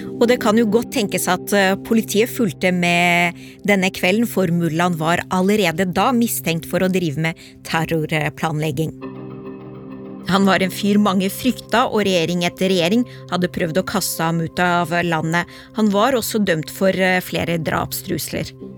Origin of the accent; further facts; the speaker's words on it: Oslo, Norway; vi er fra Oslo øst begge to, vi har, kommer fra innvandrerfamilier